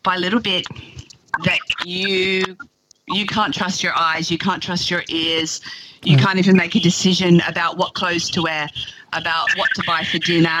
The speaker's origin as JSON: {"language": "English", "country": "Australia", "also_born_or_lived": "Oslo, Norway", "said": "I am from Australia, so I am dialing in for this."}